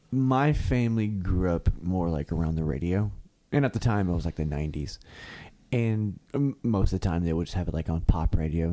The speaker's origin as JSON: {"language": "English", "town": "Benton", "region": "Kentucky", "country": "United States", "tie": "born or raised there", "also_born_or_lived": "Paducah, Kentucky", "lives_now": "Murray, United States", "said": "I moved to Murray. I was living in Marshall. I was born in Paducah, actually."}